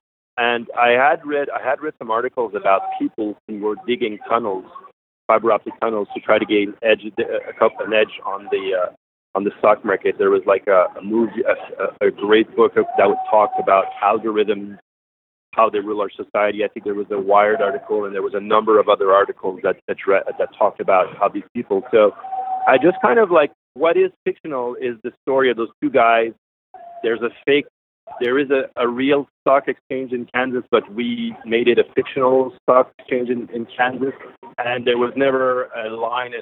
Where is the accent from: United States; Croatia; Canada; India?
Canada; Montreal, Quebec; I was born and raised in Montreal